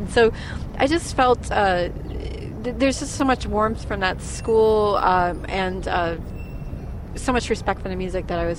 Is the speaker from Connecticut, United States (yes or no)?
yes; Torrington, Connecticut, United States; I grew up in Torrington, Connecticut